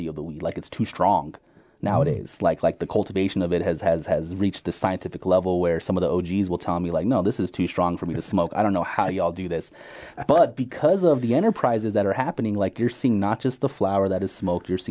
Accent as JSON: {"language": "English", "town": "Albuquerque", "region": "New Mexico", "country": "United States", "said": "I'm from Albuquerque"}